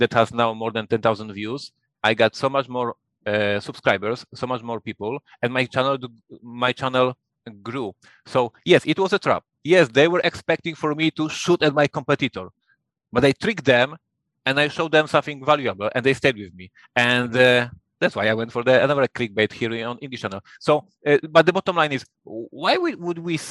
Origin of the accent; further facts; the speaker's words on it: Poland; English is a second language; I'm from Poland